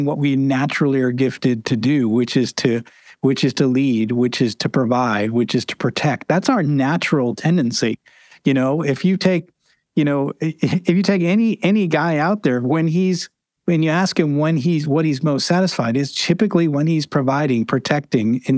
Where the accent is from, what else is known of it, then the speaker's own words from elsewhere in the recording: New England, United States; I grew up in New England